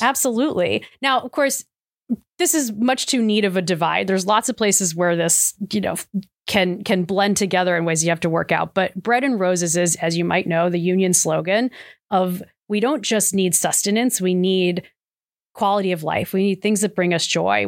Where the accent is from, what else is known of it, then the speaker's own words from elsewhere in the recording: Cleveland, Ohio, United States; I come from Cleveland, not far from Akron, so shout out to Northeast Ohio